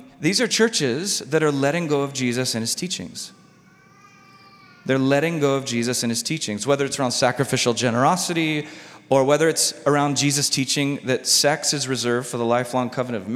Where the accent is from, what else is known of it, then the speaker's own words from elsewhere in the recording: United States; as an American Christian.